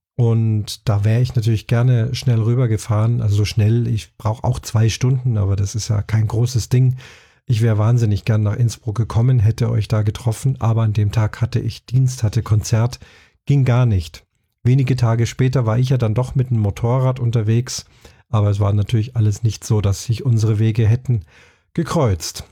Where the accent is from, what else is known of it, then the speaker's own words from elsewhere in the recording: Munich, Bavaria, Germany; München, meiner Heimatstadt